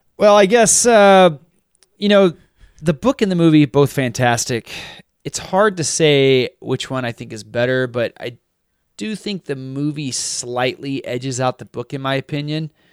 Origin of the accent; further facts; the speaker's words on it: United States; being raised American